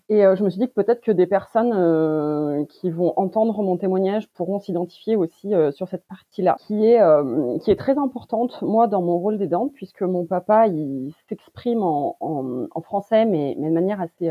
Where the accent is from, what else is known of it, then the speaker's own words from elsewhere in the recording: France; Je suis née en France de parents d'origine turque